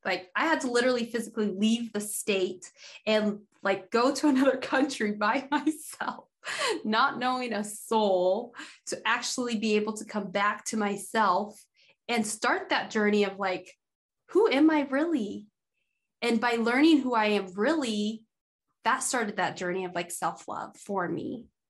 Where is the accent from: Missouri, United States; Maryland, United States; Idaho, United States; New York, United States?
Idaho, United States; I grew up in Idaho being like the only black girl in my school from when I can remember until like 11th grade.